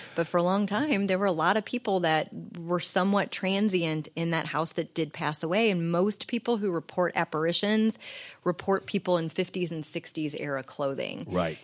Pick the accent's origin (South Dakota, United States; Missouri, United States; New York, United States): Missouri, United States; St. Louis; also born or lived in Jennings, Missouri; I grew up in Jennings and Baden. I am a, a North city county kid